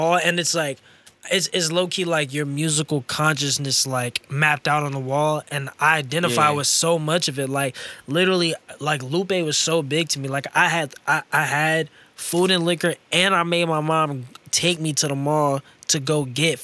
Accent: St. Louis, Missouri, United States; moved away as an adult; now in Los Angeles, United States; I'm literally from St. Louis.

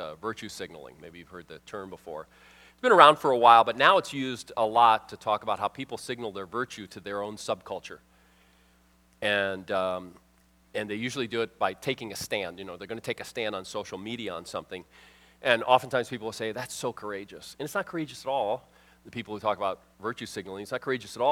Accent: Miami, Florida, United States; moved away; I'm from Miami area.

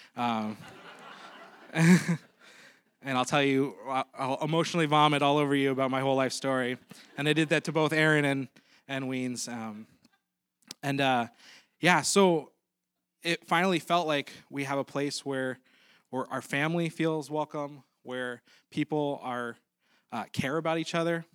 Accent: Maplewood, United States; we're actually from Maplewood

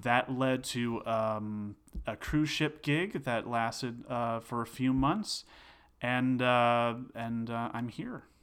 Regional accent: Succasunna, New Jersey, United States; also born or lived in Denville, New Jersey; grew up in a small town called Sucasana

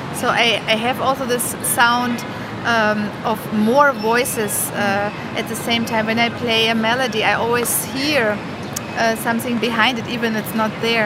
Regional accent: East Germany, Germany; now in New York City, United States; I grew up in East Germany, in the communist uh, part of Germany

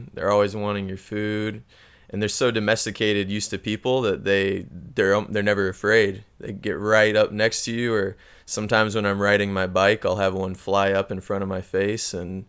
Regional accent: Missouri, United States; moved away as an adult; now in Chile; growing up in Missouri, it was very common to have snakes around

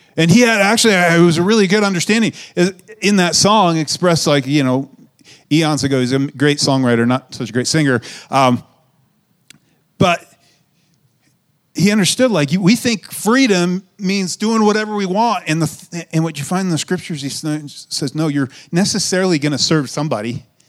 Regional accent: United States; For us in America

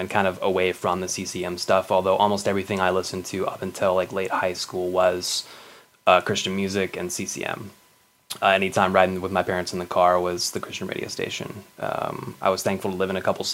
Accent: United States; also born or lived in Texas / New Mexico; I grew up in the Southern Baptist Church in Texas and New Mexico

